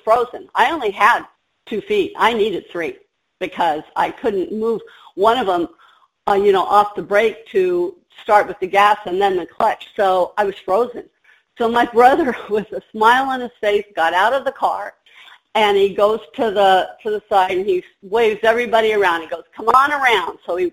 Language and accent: English; Southern California, United States; moved away as an adult; I was from Southern California.